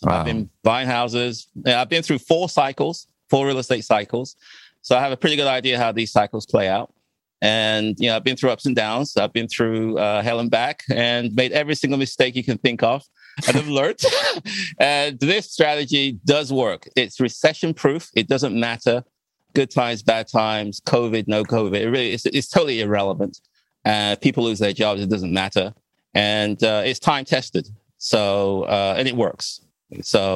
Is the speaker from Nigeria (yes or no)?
no; England, United Kingdom; moved away as an adult; also born or lived in Ghana; now in Washington, D.C., United States; I was born in Ghana, and then we left when I was 5 years old, we moved to England. And I lived in England for about 37 years ago when I came to the U.S.